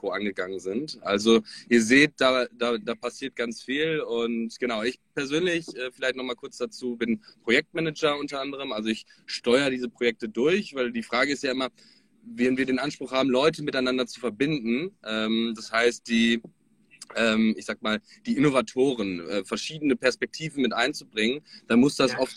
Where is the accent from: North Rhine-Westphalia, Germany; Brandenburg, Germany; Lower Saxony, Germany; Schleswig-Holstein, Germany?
North Rhine-Westphalia, Germany; now in Hamburg, Germany; Hallo. Ähm, ich komme ähm, ursprünglich aus Ostwestfalen, lebe aktuell in Hamburg und bin jetzt aber gerade in Frankfurt